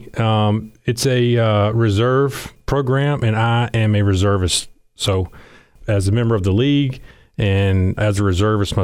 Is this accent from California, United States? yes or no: no; Marianna, Florida, United States; now in Dothan, United States; I grew up in Marianna, Florida, so pretty close to here. Was born and raised there in Marianna.